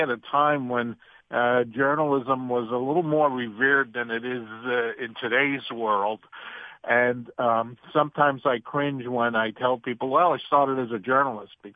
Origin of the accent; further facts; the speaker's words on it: New York City, New York, United States; I grew up in New York City, specifically in the northern part of the Bronx